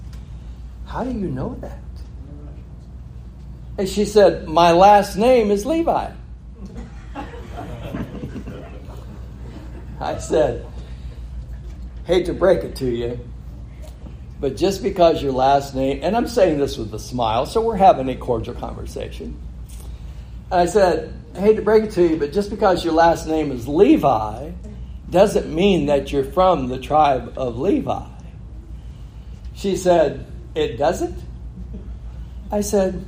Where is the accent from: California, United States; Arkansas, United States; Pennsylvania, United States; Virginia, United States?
California, United States; I grew up in California